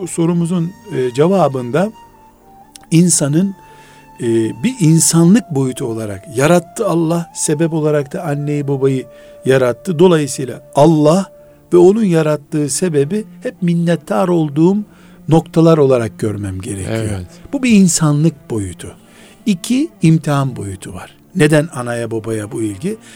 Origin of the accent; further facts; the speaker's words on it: Black Sea Region, Turkey; Bizim Karadeniz yöresinde e, istersen 60 yaşında ol. Çocuğun olduğunda isim veremiyorsun.